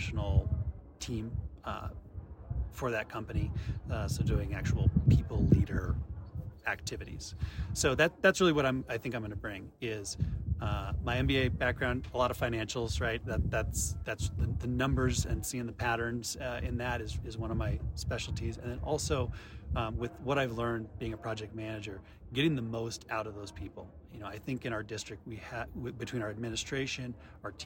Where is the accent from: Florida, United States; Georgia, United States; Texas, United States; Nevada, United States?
Nevada, United States; moved away as an adult; also born or lived in Colorado; now in Estes Park, United States; I grew up in Nevada, but came to Colorado actually to get my master's degree